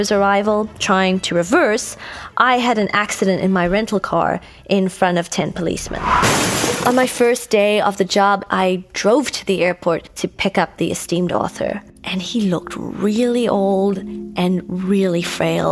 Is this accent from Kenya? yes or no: no; Cape Town, Western Cape, South Africa; moved away as an adult; now in Los Angeles, United States; in South Africa, in Cape Town to be specific, my hometown